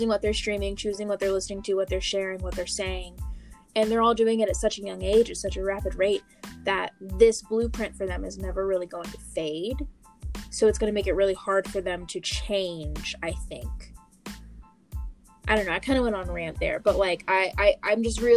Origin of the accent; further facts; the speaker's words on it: Blacksburg, Virginia, United States; I grew up in Blacksburg, Virginia